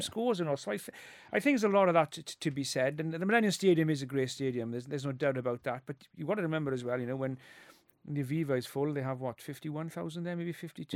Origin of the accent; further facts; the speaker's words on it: Wales, United Kingdom; first language Welsh; English is a second language; when I was brought up there, I, my first language is Welsh.